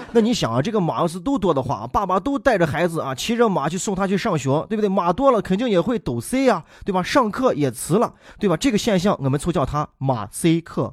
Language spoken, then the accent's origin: Chinese; Shaanxi, China; 咱们陕西人说起来